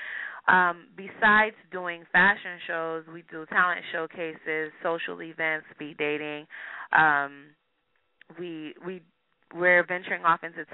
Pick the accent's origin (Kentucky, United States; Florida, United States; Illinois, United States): Florida, United States; Miami; now in California, United States; My parents are both from Haiti, and I was born and raised in Miami